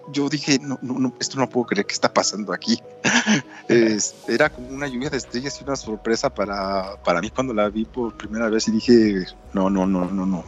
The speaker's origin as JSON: {"language": "Spanish", "country": "Mexico"}